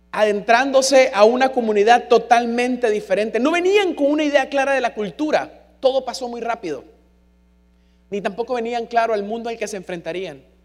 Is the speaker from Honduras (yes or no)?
yes; San Pedro Sula, Cortés, Honduras; accent: San Pedrano; also born or lived in Buenos Aires, Argentina; Por mucho que se me pegara el acento, yo era hondureño